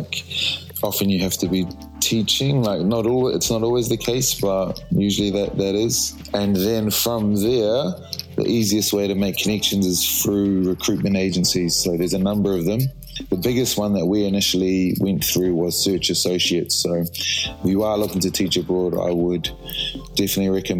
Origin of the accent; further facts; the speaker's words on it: Wellington area, New Zealand; moved away as an adult; also born or lived in England / Saudi Arabia; now in Busan, South Korea; So we're both from New Zealand, around the Wellington area, Lower North Island, Foxton, Palmerston North, a couple of smaller towns.